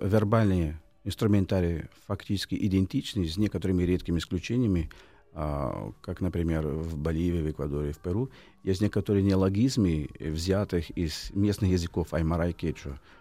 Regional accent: Rio de Janeiro, Brazil; Russian is a second language; moved away; Родился я в Рио-де-Жанейро, Бразилии, летом, в феврале.

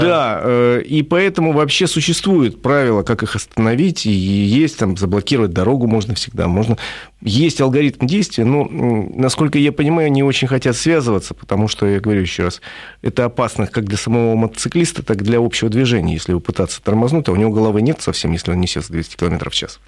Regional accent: Moscow, Russia; Москве, это м-, мой родной город

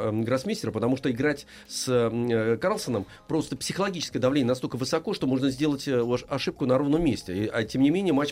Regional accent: Cherepovets, Vologda Oblast, Russia; 11 лет, я из Череповца.

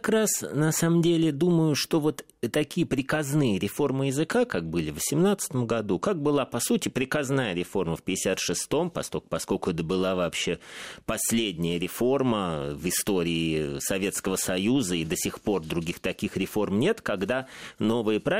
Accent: Saint Petersburg, Russia; откуда же мне знать, я из Петербурга.

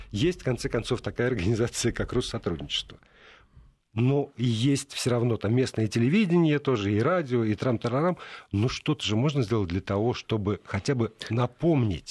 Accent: Moscow, Russia; Я говорю, «Из Москвы»

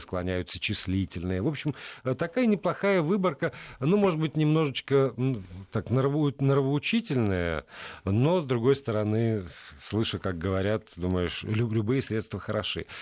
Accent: Saint Petersburg, Russia; moved away as an adult; now in Moscow, Russia; я уехал из, из Петербурга 14 лет назад

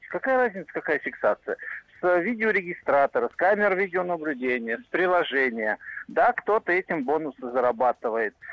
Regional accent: Moscow, Russia; мне приятно. 57 лет, я из Москвы.

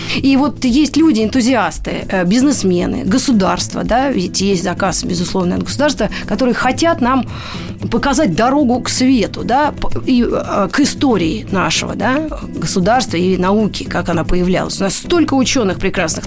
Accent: Moscow, Russia; я как москвичка, ну, не, ну, во втором поколении, да, мои родители, вы уже в Москве жили

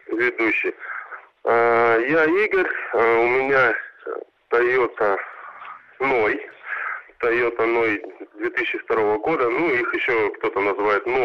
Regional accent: Sakhalin Oblast, Russia; now in Crimea; я сам с Сахалина, всю жизнь ездил на правом руле.

